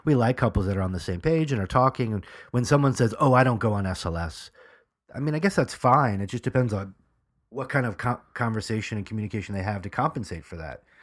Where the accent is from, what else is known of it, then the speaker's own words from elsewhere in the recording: New York, United States; I'm from New York